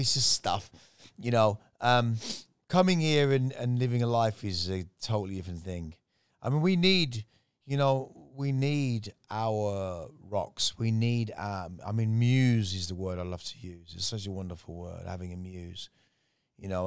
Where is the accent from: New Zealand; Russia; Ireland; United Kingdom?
United Kingdom; West Midlands; also born or lived in Miami / Manchester, Jamaica; now in Thailand; my growing up in the West Midlands in England